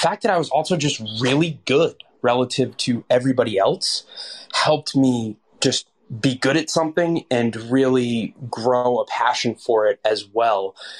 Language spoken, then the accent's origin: English; Stratham, New Hampshire, United States; Home for me is in Stratham, New Hampshire, which is next to a port town, Portsmouth